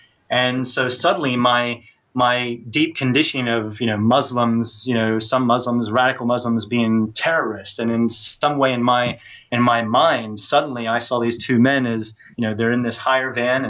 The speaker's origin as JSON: {"language": "English", "country": "United States", "moved": "as an adult", "lives_now": "United Kingdom", "said": "because here I am, a Westerner, an American at that, you know, living in Britain, and they could tell my accent straight away. They knew where I was from."}